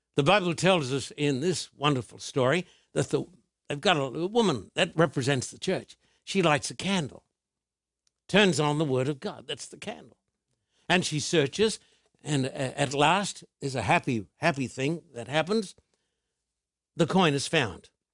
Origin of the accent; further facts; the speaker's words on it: Australia; When I was a boy growing up in Australia, I was taken to church